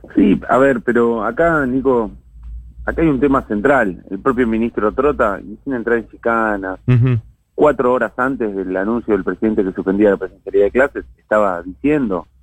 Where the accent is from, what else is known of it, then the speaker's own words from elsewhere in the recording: Hurlingham, Buenos Aires Province, Argentina; yo soy de Burlingame, tengo un gran compromiso, trabajo acá